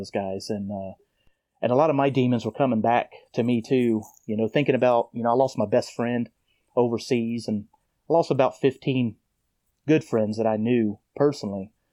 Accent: Tennessee, United States; also born or lived in Melbourne, Florida; I was born in Melbourne, Florida, and moved to Tennessee when I was a child

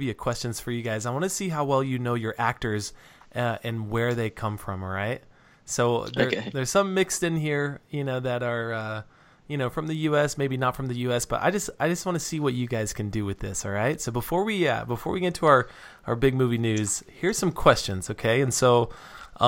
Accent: United States; I'm actually American

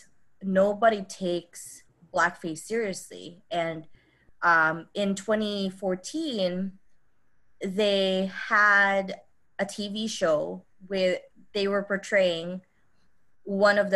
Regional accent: Philippines; moved away as an adult; now in Chicago, United States; I grew up in the Philippines. I didn't move out in the US until I was 21.

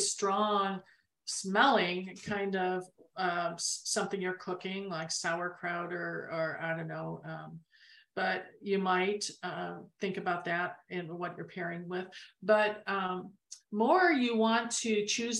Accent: Arizona, United States; we're from Arizona.

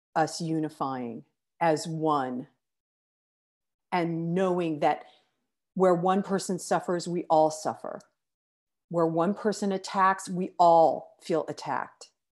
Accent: United States; I'm an American

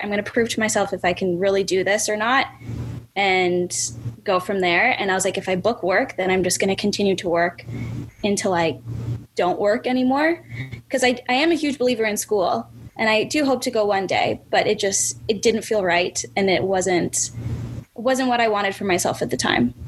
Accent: Winnipeg, Manitoba, Canada; I was born and raised in Winnipeg, Manitoba.

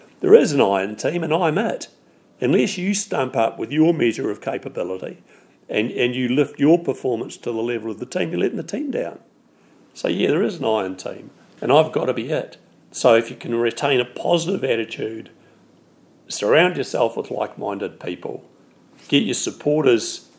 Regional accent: New Zealand; being a Kiwi

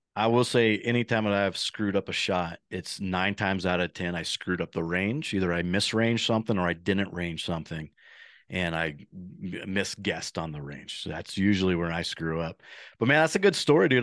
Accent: Midwest, United States; moved away; I'm coming from the Midwest where the turkeys are pretty plentiful and you have private farms and we grew up on a farm there

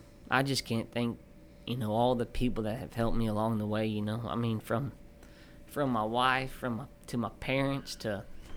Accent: South Texas, United States; I'm coming from South Texas.

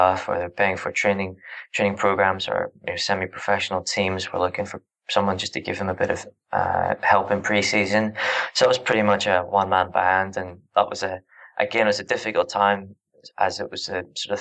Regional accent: Northern Ireland, United Kingdom; moved away as an adult; now in Australia; I'm from Northern Ireland originally. I'm in Australia at the moment

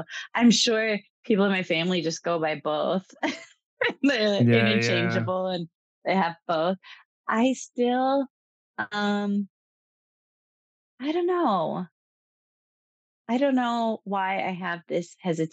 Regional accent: Northern California, United States; also born or lived in Hawaii; now in Oahu, United States; we grew up in Wintu and Pitt River areas, tribal lands in Northern California.

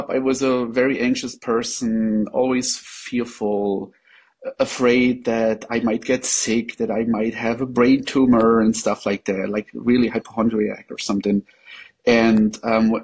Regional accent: Germany; English is a second language; I am not a native English speaker. I'm from Germany

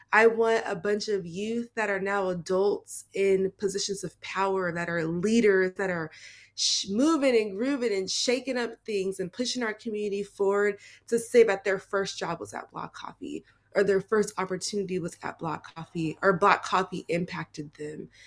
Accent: Seattle, Washington, United States; I am born and raised in Seattle, um, I stayed here my whole

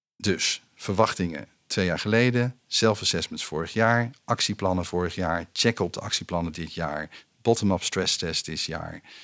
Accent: Utrecht, Netherlands; opgegroeid in Utrecht in de stad.

